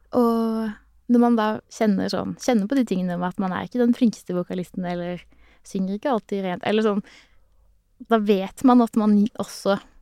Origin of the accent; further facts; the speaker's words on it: Sørlandet, Norway; jeg er jo en sørlending som smiler mye